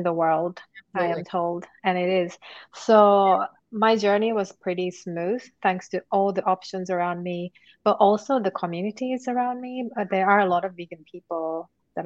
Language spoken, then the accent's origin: English; Japan; now in United Kingdom; I'm originally from Japan. And I am currently based in UK